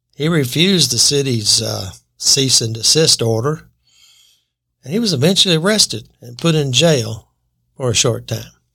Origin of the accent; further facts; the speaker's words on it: United States; I was born in America